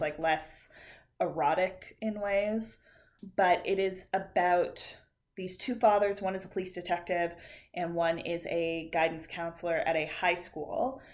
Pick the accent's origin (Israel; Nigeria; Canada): Canada; we're Canadian